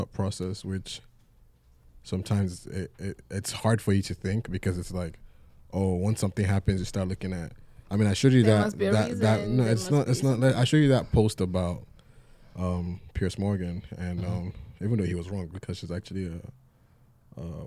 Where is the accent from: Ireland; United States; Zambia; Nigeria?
Nigeria; moved away; I'm Nigerian. I grew up very comfortable.